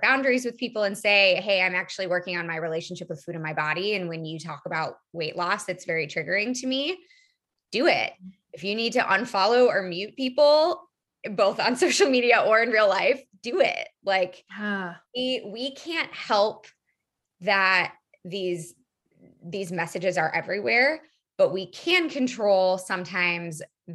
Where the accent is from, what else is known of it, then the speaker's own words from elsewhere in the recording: Iowa, United States; when I was growing up in Iowa, we didn't really learn anything besides the food pyramid